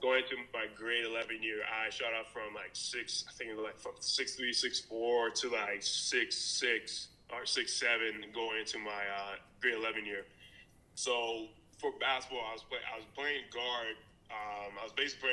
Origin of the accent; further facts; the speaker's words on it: Vancouver, British Columbia, Canada; I'm born and bred in Vancouver, British Columbia